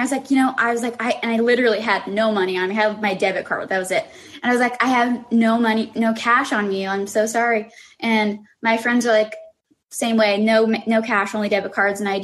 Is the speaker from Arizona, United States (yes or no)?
yes; Tucson, Arizona, United States; I am from Tucson, Arizona